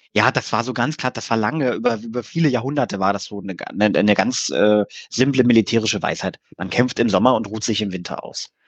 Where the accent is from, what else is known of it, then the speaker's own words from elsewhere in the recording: Germany; Wir Deutschen